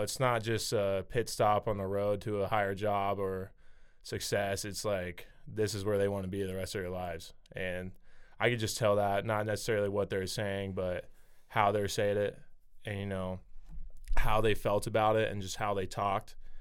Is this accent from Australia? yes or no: no; Nebraska, United States; growing up in Nebraska